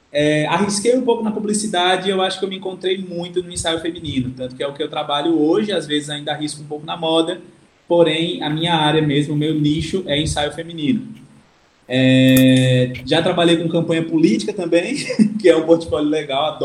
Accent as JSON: {"language": "Portuguese", "town": "Arapiraca", "region": "Alagoas", "country": "Brazil", "said": "Sou arapiraquense, cara."}